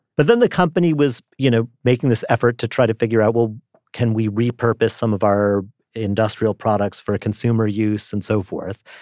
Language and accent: English; New York City, New York, United States; I grew up in New York City